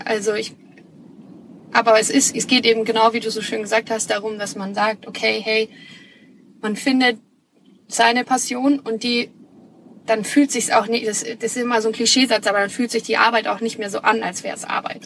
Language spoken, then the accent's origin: German; Munich, Bavaria, Germany; also born or lived in Australia; Ich komme gebürtig aus München, bin ein Münchner Kindel